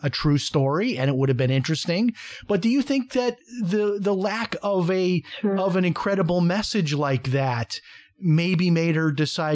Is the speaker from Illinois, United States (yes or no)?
yes; Chicago, Illinois, United States; I grew up in Chicago in an all-white neighborhood